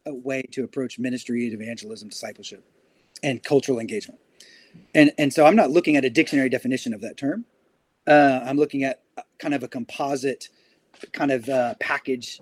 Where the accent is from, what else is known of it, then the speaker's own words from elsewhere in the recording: United States; I was from America